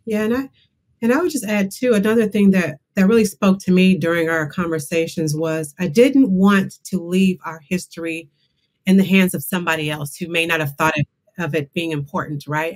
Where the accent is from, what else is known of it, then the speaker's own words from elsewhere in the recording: Tulsa, Oklahoma, United States; I was born, uh, raised in Tulsa, Oklahoma, right near Black Wall Street